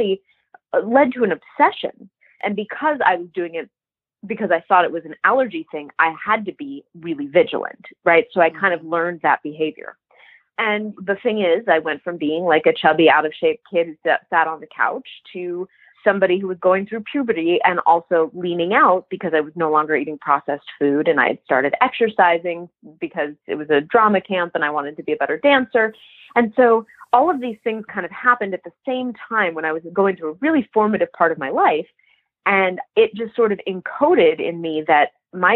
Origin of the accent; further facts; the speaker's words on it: Boca Raton, Florida, United States; I'm from Boca Raton, Florida, which is a very image conscious place